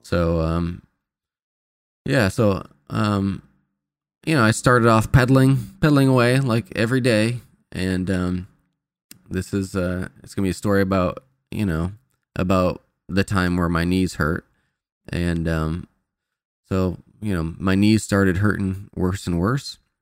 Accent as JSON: {"language": "English", "region": "Indiana", "country": "United States", "moved": "yes", "said": "I'm from Indiana"}